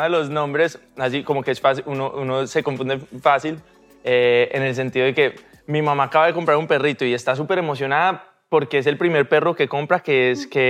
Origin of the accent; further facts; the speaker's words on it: Medellín, Antioquia, Colombia; born there; also born or lived in Cartagena; Yo nací en Medellín, me fui a Cartagena a los...